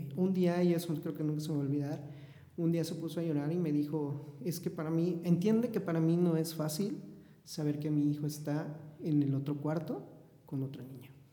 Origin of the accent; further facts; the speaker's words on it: Puebla, Mexico; Soy de la ciudad de Puebla, eh, eh, orgullosamente poblano